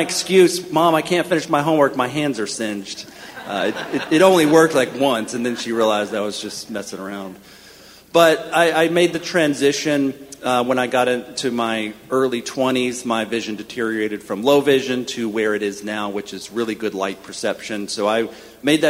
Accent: Florida panhandle, United States; moved away as an adult; also born or lived in Washington, D.C.; now in Kentucky, United States; I grew up in Florida, in the panhandle

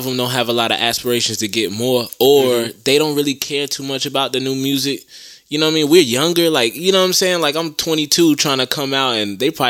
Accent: Augusta, Georgia, United States; No disrespect to Atlanta, but I'm from Augusta. I'm in Augusta.

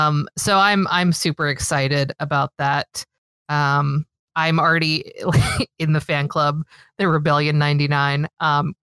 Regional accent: Los Angeles, California, United States; now in Minnesota, United States; I am originally from Los Angeles. I live in the Midwest now, and we don't really have a team here in Minnesota

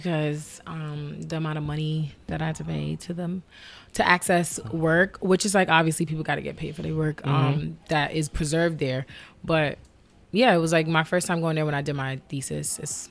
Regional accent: New York City, New York, United States; I grew up in Brooklyn

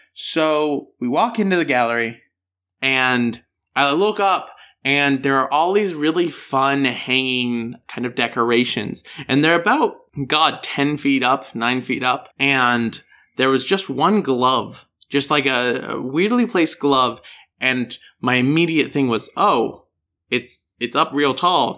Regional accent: Denver, Colorado, United States; accent: American; I'm from Denver, Colorado

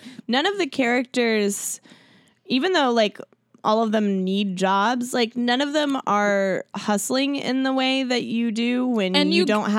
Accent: Seattle, Washington, United States; I grew up in Seattle.

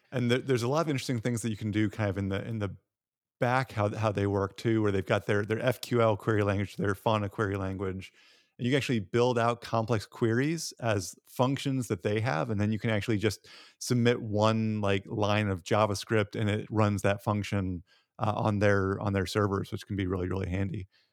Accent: Tennessee, United States; I'm from Tennessee

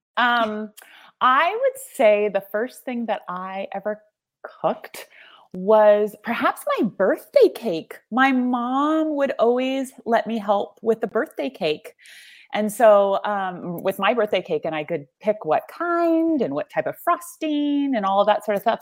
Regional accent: California Central Coast, United States; also born or lived in New York; I'm just at home here

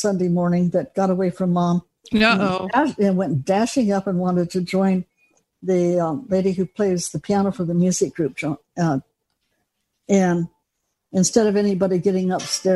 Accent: Los Angeles, California, United States; also born or lived in Colorado; now in Grants Pass, United States

